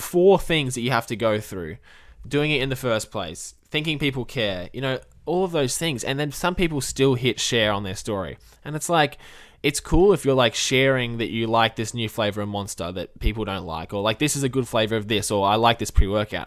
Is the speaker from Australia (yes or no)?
yes; Australia; as an Australian myself